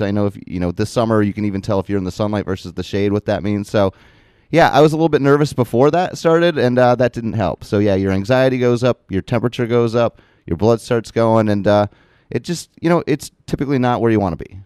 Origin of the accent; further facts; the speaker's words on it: Morrisonville, New York, United States; also born or lived in Plattsburgh, New York / Malone, New York / South Portland, Maine; we moved here back to where I was born, next to where my mother's family was in Morrisonville, New York